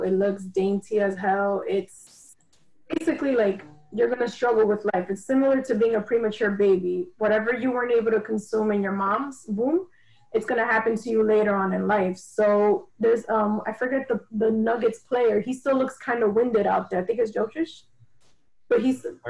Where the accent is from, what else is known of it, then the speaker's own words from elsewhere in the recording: New York, United States; I'm from New York